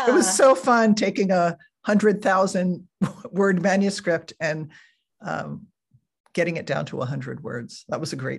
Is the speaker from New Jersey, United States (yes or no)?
yes; New Jersey, United States; now in California, United States; I moved from New Jersey, where I had grown up, to California, where I still live.